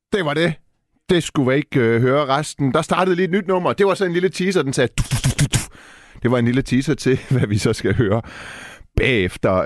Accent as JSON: {"language": "Danish", "country": "Denmark", "tie": "born or raised there", "said": "Jeg er jo født og opvokset i Danmark"}